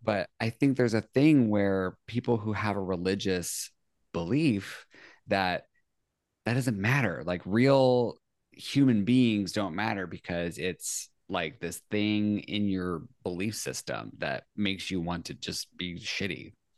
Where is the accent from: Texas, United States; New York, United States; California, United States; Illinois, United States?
California, United States; Central Valley; I grew up kind of, like, Central Valley, California.